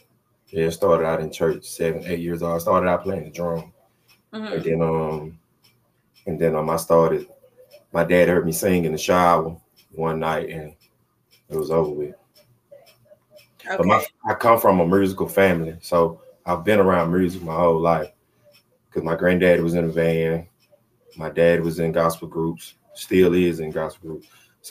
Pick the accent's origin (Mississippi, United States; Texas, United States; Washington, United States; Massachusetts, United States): Mississippi, United States; Noxapater; Noxapeta, Mississippi, baby.